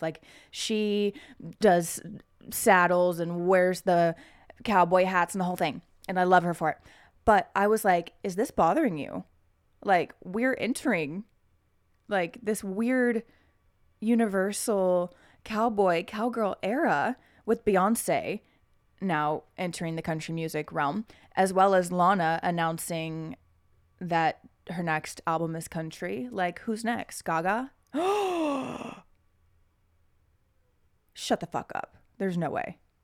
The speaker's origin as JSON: {"language": "English", "region": "Oklahoma", "country": "United States", "said": "I'm from Oklahoma"}